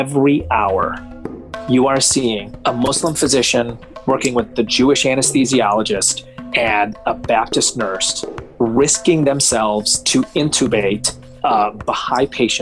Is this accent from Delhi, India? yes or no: no; Mumbai, Maharashtra, India; now in United States; I was born in Mumbai